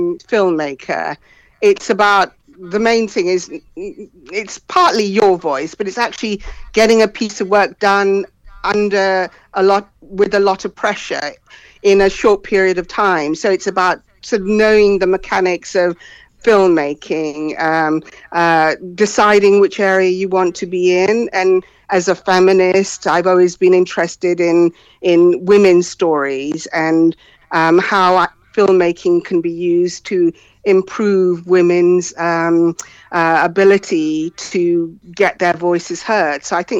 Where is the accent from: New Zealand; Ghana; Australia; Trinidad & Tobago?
Ghana; also born or lived in London, United Kingdom; Okay, well, I'm from Ghana and I'm also from London. And my parents sent me to school in Britain when I was very young, and I sort of went through the educational system here.